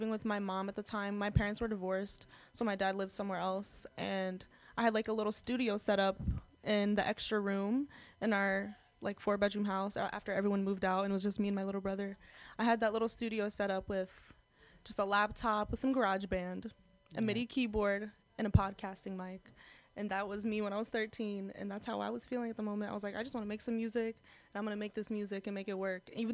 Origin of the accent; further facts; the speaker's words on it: United States; being Arab American